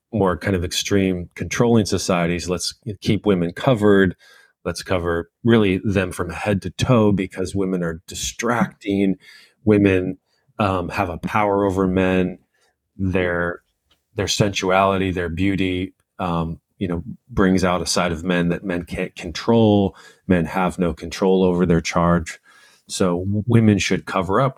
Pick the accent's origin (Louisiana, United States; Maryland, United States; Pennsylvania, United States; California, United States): California, United States; Southern; the culture I was raised in in Southern California